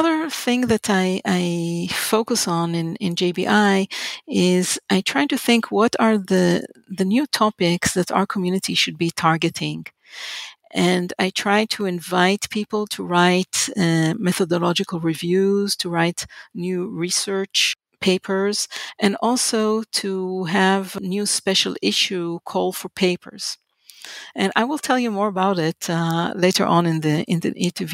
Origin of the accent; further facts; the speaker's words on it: Haifa, Haifa District, Israel; moved away as an adult; I was born in Israel and in the city called Haifa